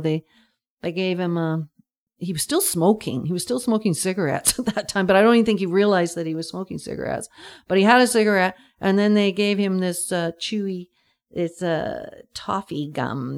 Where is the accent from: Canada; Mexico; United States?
Canada; Schmitz, British Columbia; also born or lived in Vancouver / Nanaimo; now in Pender Island, Canada; I think I grew up in Schmitz and then I kinda lived in Vancouver and then I lived in Nanaimo and all these places and stuff like that. I sort of roamed around, not anywhere far away from the Lower Mainland